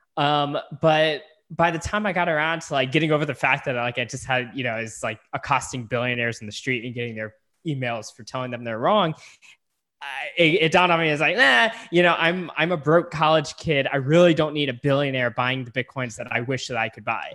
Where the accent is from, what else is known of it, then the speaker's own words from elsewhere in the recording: San Antonio, Texas, United States; moved away; I'm originally from San Antonio